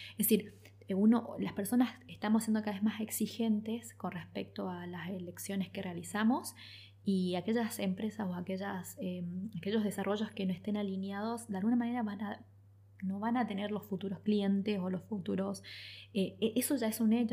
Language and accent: Spanish; El Dorado, Misiones, Argentina; also born or lived in Posadas; yo soy del Dorado